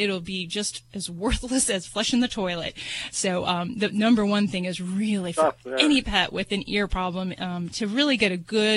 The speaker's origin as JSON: {"language": "English", "town": "Las Vegas", "region": "Nevada", "country": "United States", "said": "I'm from Vegas"}